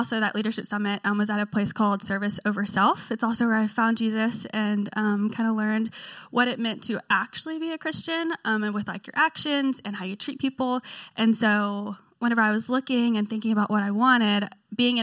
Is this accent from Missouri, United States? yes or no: no; Memphis, Tennessee, United States; moved away as an adult; now in Knoxville, United States; I'm originally from Memphis, Tennessee. That's where I grew up.